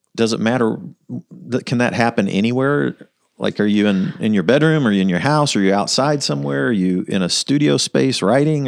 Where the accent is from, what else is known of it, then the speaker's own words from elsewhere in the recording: Kansas City, Missouri, United States; we grew up in the North Land